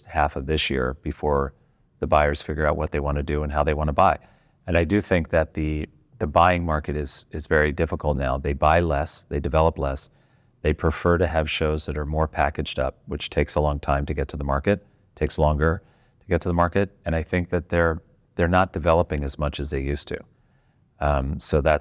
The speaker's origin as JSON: {"language": "English", "country": "United States", "said": "as an American"}